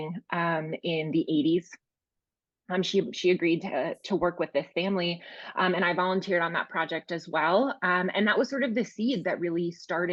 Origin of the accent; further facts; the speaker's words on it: Milwaukee, Wisconsin, United States; I knew I wanted to set my first book in Milwaukee, since it was my hometown